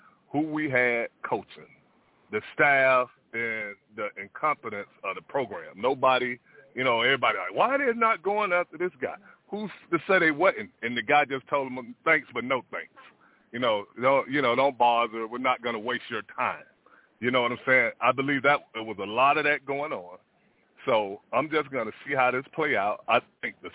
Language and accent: English; Miami, Florida, United States; moved away; I grew up, you know, I grew up in the Grove.